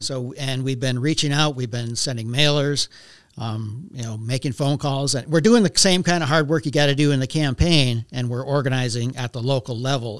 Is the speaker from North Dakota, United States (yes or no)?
yes; Velva, North Dakota, United States; also born or lived in Minot, North Dakota; I grew up in Velva.